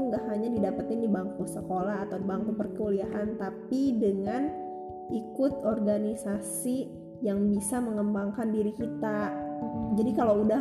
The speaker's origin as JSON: {"language": "Indonesian", "town": "Banjar", "region": "West Java", "country": "Indonesia", "said": "Nah, saya ini berasal dari Banjar. Nah, Banjarnya bukan Banjarmasin, bukan Banjarnegara, tapi Banjar Jawa Barat."}